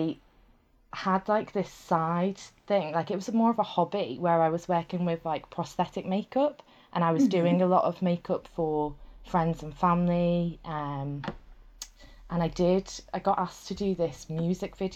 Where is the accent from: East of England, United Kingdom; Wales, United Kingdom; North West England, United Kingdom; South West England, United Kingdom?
North West England, United Kingdom; Liverpool; moved away; I'm from Liverpool originally. So I lived in a place called Crosby and we had a coast front there